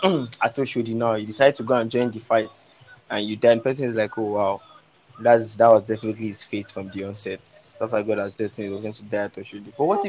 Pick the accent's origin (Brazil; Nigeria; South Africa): Nigeria; when I was still growing up in Suleri